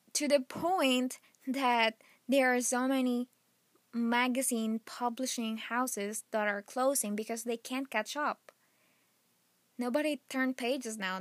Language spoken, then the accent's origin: English; Philippines; moved away; back in my home country, Philippines